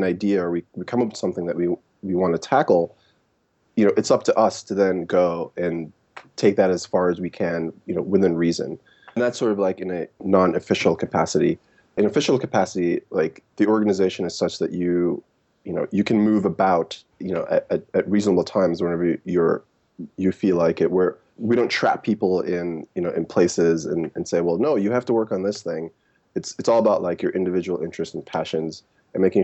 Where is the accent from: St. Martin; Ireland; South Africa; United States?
United States; New York City, New York; also born or lived in Jamaica; I grew up in New York, like I mentioned. I'm originally from Jamaica, the West Indies. And, you know, in the 90s, I moved to Brooklyn, me and my mom.